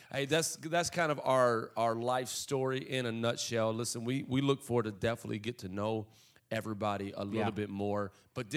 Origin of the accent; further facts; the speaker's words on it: Alabama, United States; moved away as an adult; also born or lived in Kentucky; now in Indiana, United States; originally from Kentucky, Alabama, born in Kentucky, spent a lot of time in Alabama, moved up to Indiana a while back, and went to college here